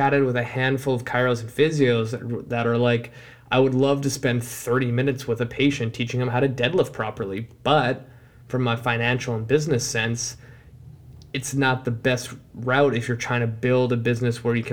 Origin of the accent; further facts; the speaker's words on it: Vancouver, British Columbia, Canada; I'm from Canada and I'll even say Vancouver